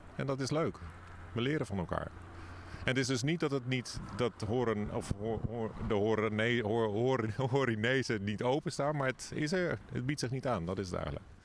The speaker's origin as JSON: {"language": "Dutch", "town": "Rotterdam", "region": "South Holland", "country": "Netherlands", "also_born_or_lived": "The Hague", "moved": "yes", "lives_now": "Hoorn, Netherlands", "said": "ik ben zelf Rotterdammer, dus ik heb eigenlijk altijd in een grote stad gewoond, daarna in Den Haag"}